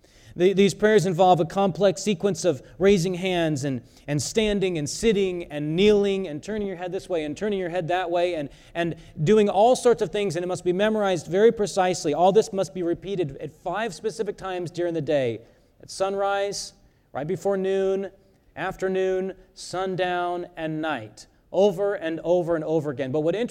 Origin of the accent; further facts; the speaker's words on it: South Korea; Many of you know that I was born in South Korea. My parents are missionaries there. And when I was a teenager, my dad would take us to a busy intersection